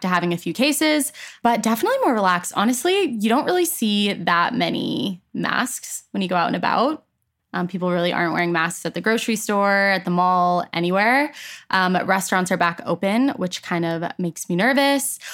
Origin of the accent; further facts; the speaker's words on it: Edmonton, Alberta, Canada; also born or lived in Toronto, Ontario, Canada; when I was ten, I moved to Edmonton, Alberta